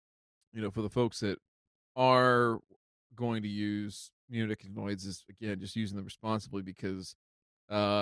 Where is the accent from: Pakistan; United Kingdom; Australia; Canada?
Canada; here in Canada, Matt, because, you know, we're all Canadian up here.